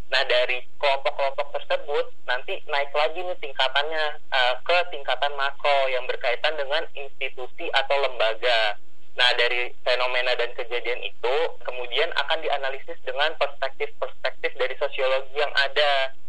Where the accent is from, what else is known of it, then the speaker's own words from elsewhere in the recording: Cirebon, West Java, Indonesia; Saya asalnya dari Cirebon Jawa Barat.